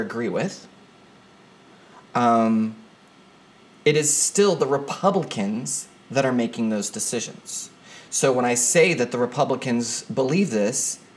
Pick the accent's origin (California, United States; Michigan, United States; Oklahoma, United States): Oklahoma, United States; I'm from Oklahoma